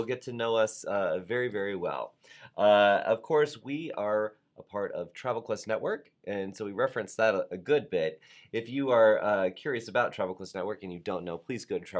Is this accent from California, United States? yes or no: no; Douglasville, Georgia, United States; that's what we called it in Douglasville, Georgia